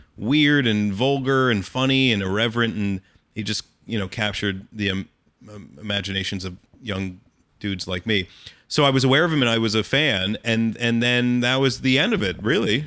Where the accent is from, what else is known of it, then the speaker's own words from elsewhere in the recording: Allentown, Pennsylvania, United States; when I was, like, twelve or thirteen years old, growing up in Allentown, Pennsylvania